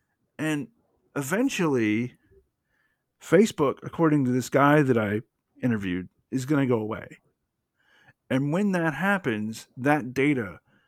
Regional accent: the South, United States; But so, I'm from the South. You're from the South. We're both white.

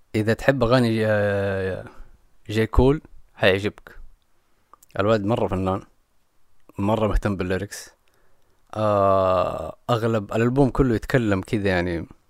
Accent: Jeddah, Makkah Province, Saudi Arabia; انا ماني مستعد كانسان من الغربيه

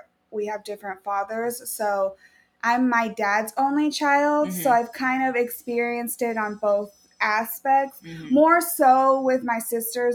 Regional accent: Chelan, Washington, United States; now in Tacoma, United States; born and raised in Washington. I actually was born in Lake Chelan

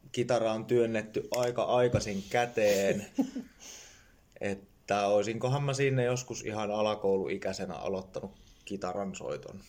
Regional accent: Jyväskylä, Central Finland, Finland; mä tuun Jyväskylästä

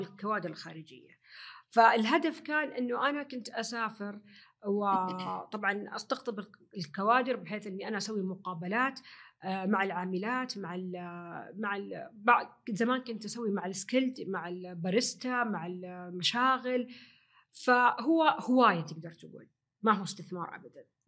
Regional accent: Saudi Arabia; الاداب والتقاليد الموجوده عندنا في السعوديه

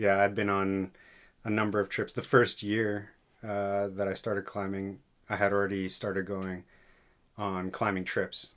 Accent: York Region, Southern Ontario, Canada; moved away as an adult; now in Thunder Bay, Canada; I'm from Southern Ontario, uh, just north of Toronto, York Region

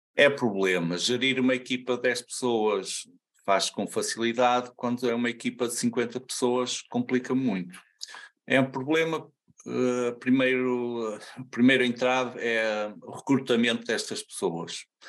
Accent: Santa Maria da Feira, North, Portugal; sou de Santa Maria da Feira

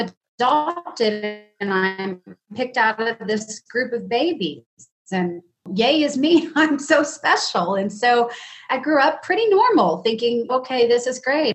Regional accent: Dallas, Texas, United States; I'm born and raised in Dallas. I'm a Southern girl.

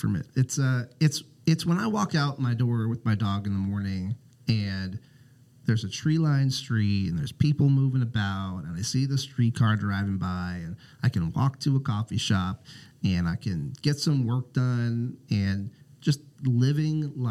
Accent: South Central Pennsylvania, United States; moved away as an adult; also born or lived in Minneapolis, Minnesota; now in Portland, United States; I moved to Minnesota after college and... kind of spent most of my adult life there so far, but I grew up in South Central Pennsylvania

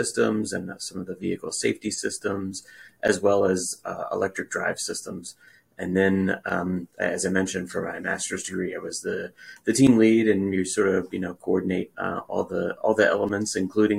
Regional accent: Richmond, Virginia, United States; I grew up in Richmond, Virginia

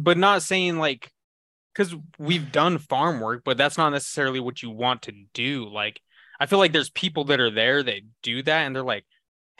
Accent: Idaho, United States; for me growing up in Idaho

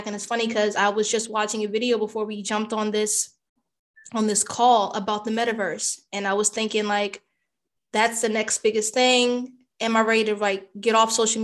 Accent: United States; I'm American born. I am Caribbean ethnicity

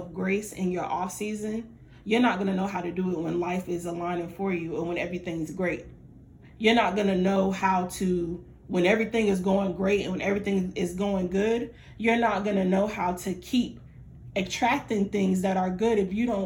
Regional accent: Fayetteville, North Carolina, United States; I'm from Fayetteville

